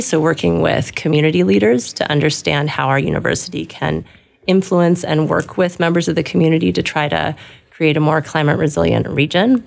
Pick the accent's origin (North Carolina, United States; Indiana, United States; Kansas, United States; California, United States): California, United States; Los Angeles; moved away as an adult; also born or lived in New York; now in Wisconsin, United States; I grew up in Southern California, Los Angeles